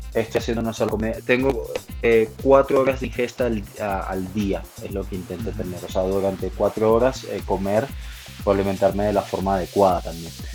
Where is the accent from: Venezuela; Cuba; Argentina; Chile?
Venezuela; moved away as an adult; also born or lived in Spain; now in Mexico City, Mexico; soy nacido en España, criado en Venezuela. Hace 10 años que ya vivo aquí en la Ciudad de México